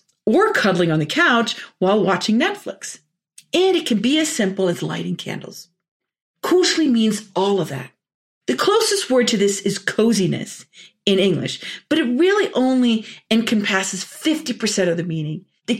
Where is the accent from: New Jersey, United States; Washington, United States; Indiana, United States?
New Jersey, United States; Orange; born there; also born or lived in Norway; I was born in Orange, New Jersey. My mom and dad are both Norwegian.